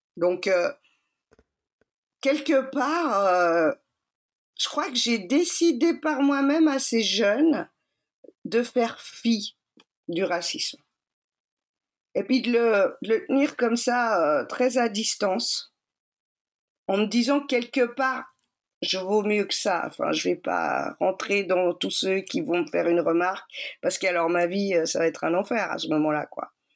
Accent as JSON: {"language": "French", "region": "Geneva", "country": "Switzerland", "tie": "born or raised there", "also_born_or_lived": "Cali, Colombia", "said": "Je suis suisse, j'ai grandi à Genève."}